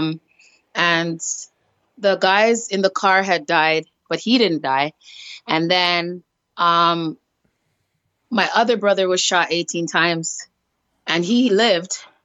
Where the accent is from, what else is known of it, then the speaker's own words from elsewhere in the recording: Toronto, Ontario, Canada; I was raised in the baddest area in Canada, Jane and Finch